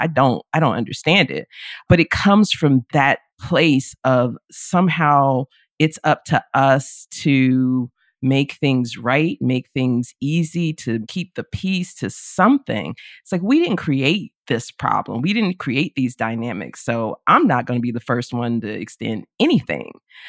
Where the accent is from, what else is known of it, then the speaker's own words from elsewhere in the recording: the South, United States; despite, you know, growing up in the South.